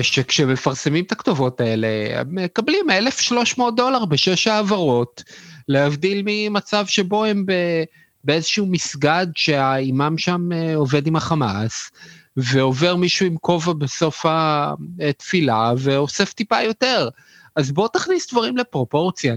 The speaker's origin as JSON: {"language": "Hebrew", "country": "Israel", "said": "אנחנו בתור ישראלים"}